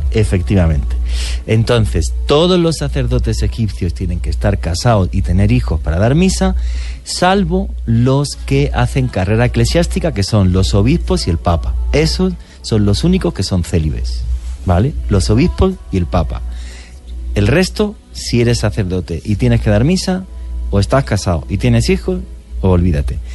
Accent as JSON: {"language": "Spanish", "country": "Spain", "said": "trabajé para una cadena muy importante en mi país, que es Antena 3"}